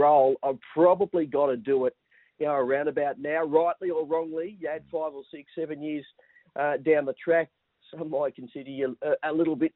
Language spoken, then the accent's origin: English; Newcastle, New South Wales, Australia; I'm born and bred in Newcastle